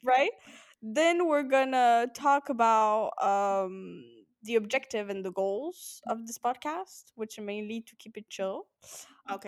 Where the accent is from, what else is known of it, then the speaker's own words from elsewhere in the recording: France; now in Amsterdam, Netherlands; I'm 21 and I'm French.